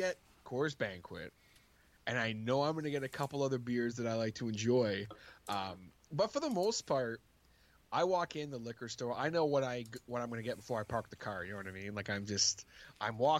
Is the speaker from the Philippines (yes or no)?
no; Canada; I am Canadian